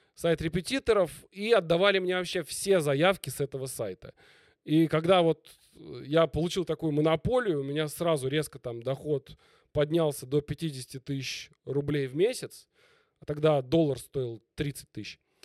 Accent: Moscow, Russia; в Москве. Мгм. Я изначально москвич

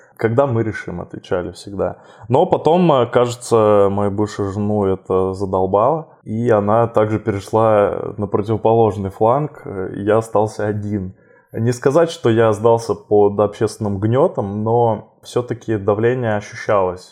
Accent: southern Russia, Russia; moved away as an adult; now in Moscow, Russia; мой родной город, э, на юге России

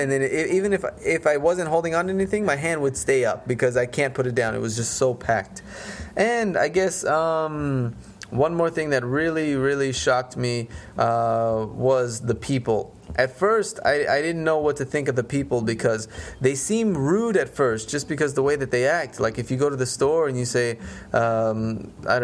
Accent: United States; moved away as an adult; now in Russia; I'm from America, so I was used to the American way

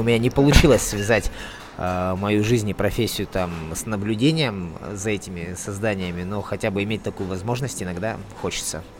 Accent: Siberia, Russia; now in Magadan Oblast, Russia; я сам родом из Сибири

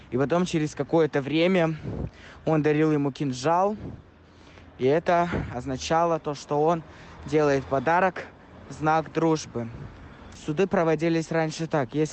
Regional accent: Dagestan, Russia; Друзья, WhatsApp … из Республики Дагестан.

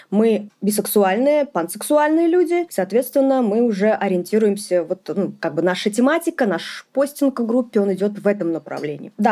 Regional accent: Ufa, Bashkortostan, Russia; э, я из Уфы, Республика Башкортостан.

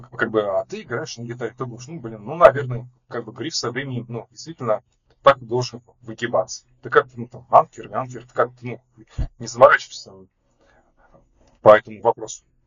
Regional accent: Lev Tolstoy, Lipetsk Oblast, Russia; also born or lived in Pushkinsky District, Moscow Oblast; now in Moscow, Russia; я изначально родился в Московской области, но где-то половину своей жизни жил в Липецкой области. То есть в Москву я переехал примерно в 2013, получается, году.

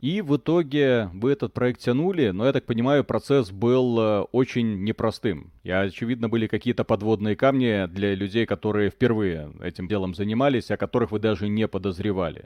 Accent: Belarus; я, парень из Беларуси

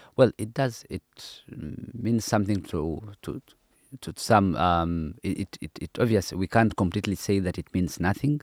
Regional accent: Uganda; I come from Uganda, which is an independent country

